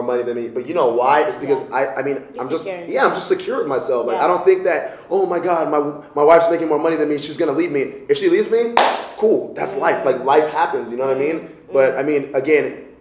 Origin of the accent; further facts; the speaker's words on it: Nigeria; especially as a black woman, especially as a Nigerian